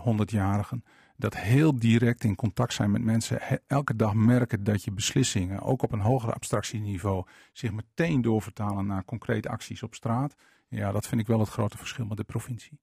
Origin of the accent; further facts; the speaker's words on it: Veendam, Groningen, Netherlands; also born or lived in Winschoten / Pekela; Ik ben in, eh, zeg maar in paspoort staat Winschoten, eh, korte tijd opgegroeid in Pekela en toen in Veendam